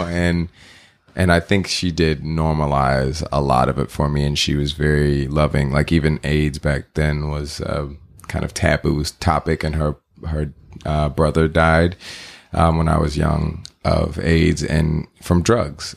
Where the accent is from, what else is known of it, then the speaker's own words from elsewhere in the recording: Texas, United States; now in California, United States; I grew up in Texas